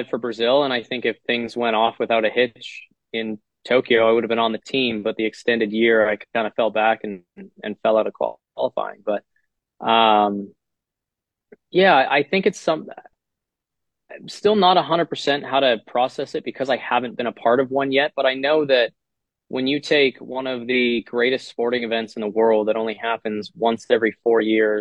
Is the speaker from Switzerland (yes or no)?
no; Canada; us as Canadian players